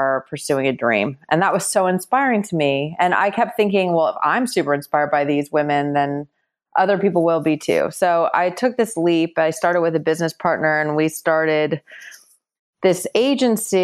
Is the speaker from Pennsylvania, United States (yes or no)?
no; Los Angeles, California, United States; moved away as an adult; also born or lived in New York; I moved back from New York to Los Angeles, which is where I'm from originally